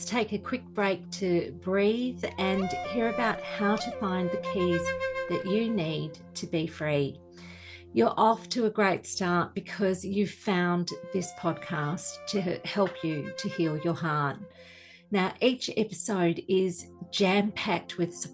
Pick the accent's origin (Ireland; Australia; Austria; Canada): Australia; Being Australian as I am, I grew up with the royal family being very much in the spotlight in the media